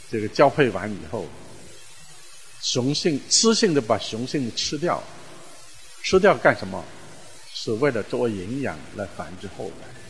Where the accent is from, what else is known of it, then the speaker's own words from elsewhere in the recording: China; 我们中国人用宇宙论来讲这个